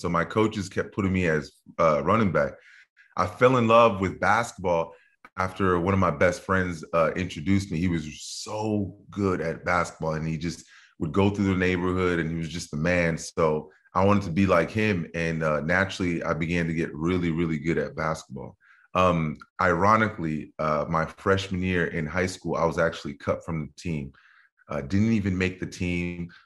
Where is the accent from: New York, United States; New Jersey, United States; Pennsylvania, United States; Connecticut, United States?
New Jersey, United States; also born or lived in Dallas, Texas; Grew up my early years in New Jersey